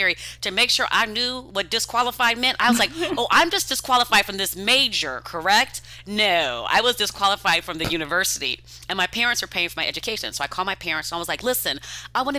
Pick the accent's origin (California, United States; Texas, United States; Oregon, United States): California, United States; Los Angeles; I'm from Los Angeles, from the West Coast